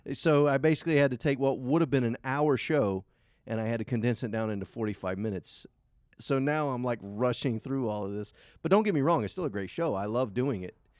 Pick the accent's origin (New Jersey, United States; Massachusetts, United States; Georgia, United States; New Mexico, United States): Georgia, United States; Savannah; also born or lived in Effingham County, Georgia; I'm from Savannah, Georgia. I live right outside of Savannah, Georgia, in a little town called Effingham